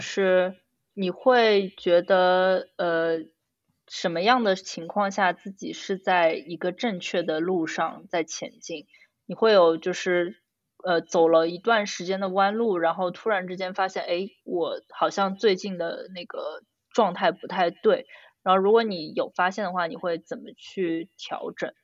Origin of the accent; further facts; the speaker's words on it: China; 我们中国人家庭